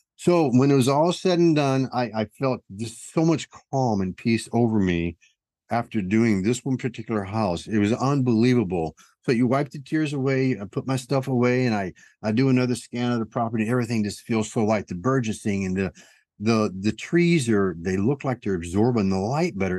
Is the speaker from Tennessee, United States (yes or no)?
yes; Tennessee, United States; I'm from Tennessee